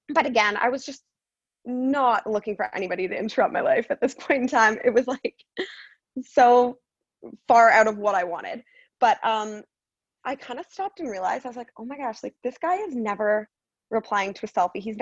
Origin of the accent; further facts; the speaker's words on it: Guelph, Ontario, Canada; moved away as an adult; also born or lived in Toronto area, Canada; now in Arizona, United States; So I'm a Canadian girl. I was born just outside of Toronto, and then I lived in Guelph my whole life. Um, that's actually where I ended up going to university as well.